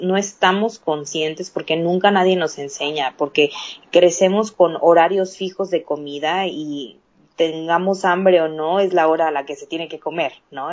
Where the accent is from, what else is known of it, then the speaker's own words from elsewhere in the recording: Chiapas, Mexico; also born or lived in Canada; now in Mexico City, Mexico; Soy mexicana, vivo en Ciudad de México, pero soy de, de, Chiapas